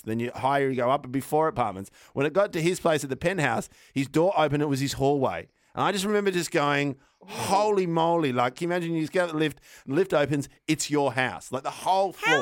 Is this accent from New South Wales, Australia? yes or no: no; Melbourne, Victoria, Australia; also born or lived in Brunswick; I grew up in North Carlton. I've moved to ah. Brunswick